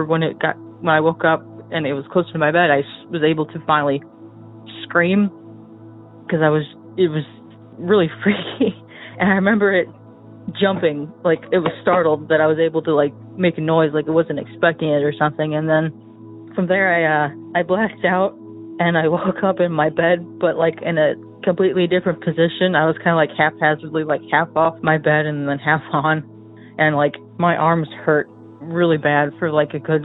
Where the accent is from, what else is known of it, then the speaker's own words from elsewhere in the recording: Michigan, United States; from Michigan.